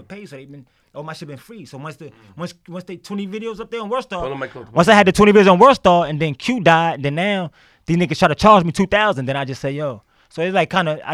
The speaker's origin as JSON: {"language": "English", "town": "New York City", "region": "New York", "country": "United States", "tie": "born or raised there", "also_born_or_lived": "Queens, New York", "said": "I was born in the Bronx, Jacoby Hospital, till like 9 years old."}